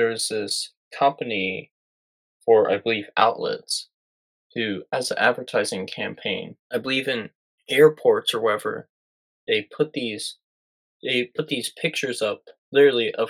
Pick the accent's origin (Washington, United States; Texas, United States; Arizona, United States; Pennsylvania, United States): Texas, United States; I'm Texan